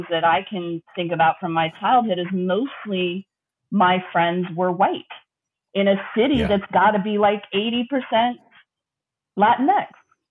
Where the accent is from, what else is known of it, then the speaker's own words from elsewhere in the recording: El Paso, Texas, United States; I was born in El Paso, Texas, which is far west Texas and is the sister city of Juarez, Mexico